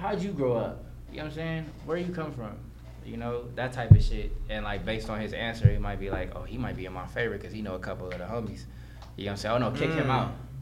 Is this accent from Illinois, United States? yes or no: no; Los Angeles, California, United States; also born or lived in Valencia, California / Lancaster, California; I'm from Van Nuys, you feel me, like, and was raised out there